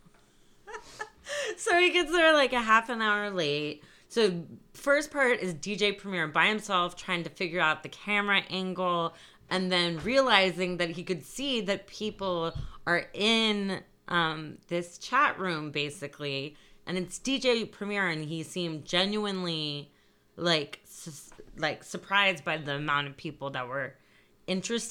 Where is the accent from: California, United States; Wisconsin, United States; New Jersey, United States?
California, United States; moved away; also born or lived in East Coast / New York; I'm from California to begin